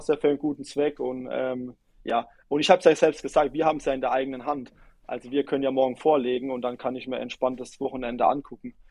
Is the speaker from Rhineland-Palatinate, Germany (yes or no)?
yes; near Duddenhofen, Rhineland-Palatinate, Germany; moved away; also born or lived in Kaiserslautern; in Duddenhofen, ähm, in der Nähe, wo ich herkomme